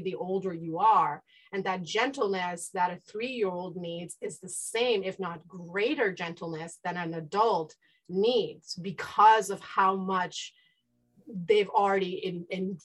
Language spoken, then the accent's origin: English; India; now in United States; I grew up in the East in India, and I've participated in the education system of both India and the East and here in the United States